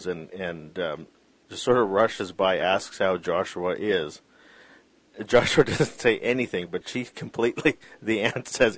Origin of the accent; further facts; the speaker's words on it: Canada; I was born in Canada